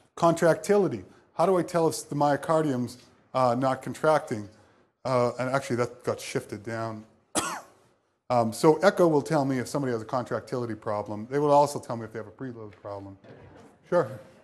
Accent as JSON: {"language": "English", "town": "Boston", "region": "Massachusetts", "country": "United States", "moved": "yes", "said": "I'm from Boston"}